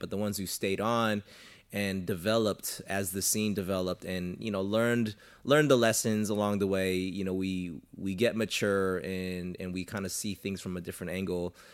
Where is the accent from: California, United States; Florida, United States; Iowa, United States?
California, United States; Southern; I'm from SoCal